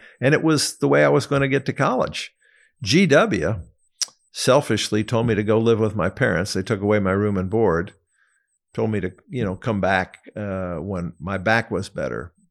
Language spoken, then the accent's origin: English; Arlington, Virginia, United States; also born or lived in Atlanta, Georgia; now in Long Island, United States; I grew up in a lower middle class family in Arlington, Virginia